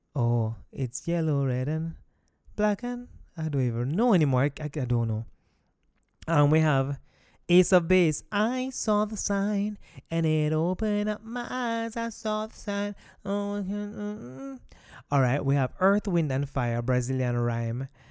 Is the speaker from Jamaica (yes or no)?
yes; Kingston, Jamaica; grew up in Kingston, but my parents are from West Midlands